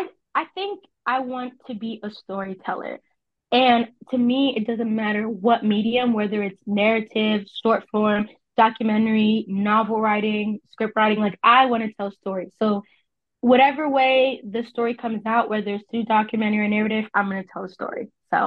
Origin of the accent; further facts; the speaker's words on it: New Jersey, United States; also born or lived in Texas; I'm from New Jersey. I'm from I was born in Texas, but I claim New Jersey because I was part of a military family and we moved around a lot. But I typically claim New Jersey as where I'm from.